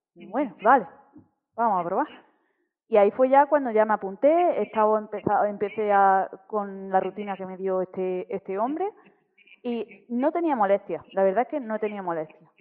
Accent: Granada, Andalusia, Spain; moved away as an adult; now in Germany; actualmente vivo en, en Alemania, pero toda mi, o sea, yo vengo de Granada, de Andalucía y yo he estado pues toda mi vida en Granada

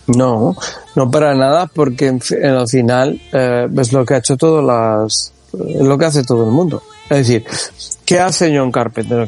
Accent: Community of Madrid, Spain; Aunque yo soy madrileño, pero yo vivía en un pueblo

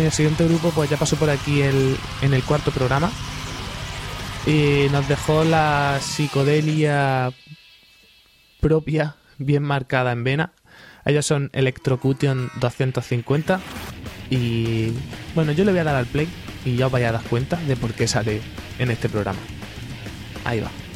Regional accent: Granada, Andalusia, Spain; me voy a quedar aquí en mi tierra. Que aquí en Granada

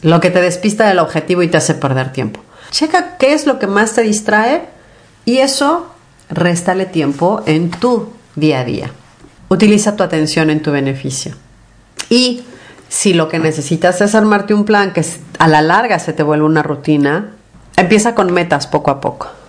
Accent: Mexico City, Mexico; yo soy de la Ciudad de México y la Ciudad de México es enorme.

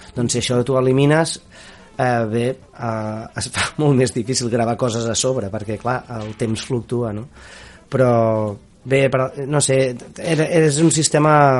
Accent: Barcelona, Catalonia, Spain; jo sóc de Sants

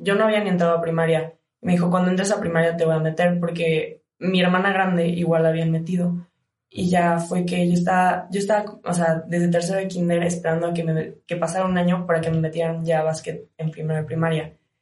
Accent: Cozumel, Quintana Roo, Mexico; moved away as an adult; now in León, Mexico; vengo de Cozumel, Quintana Roo, es una isla

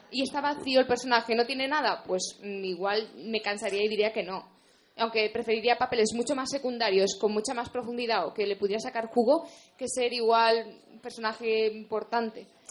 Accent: Spain; como española

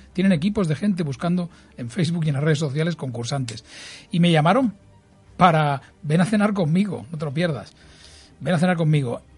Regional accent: Santa Coloma de Gramenet, Catalonia, Spain; soy un tío de Santa Coloma, sencillo, familia humilde

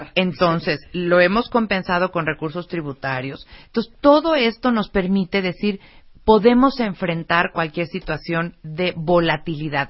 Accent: Mexico; como mexicanos nos tenemos que sentir bien orgullosos

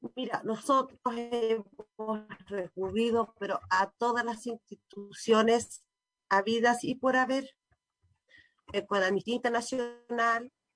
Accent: Chile; como ciudadano como chileno como compatriota

